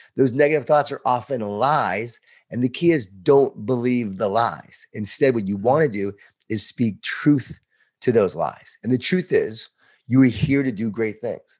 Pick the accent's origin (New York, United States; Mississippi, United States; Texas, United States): New York, United States; Long Island; born or raised there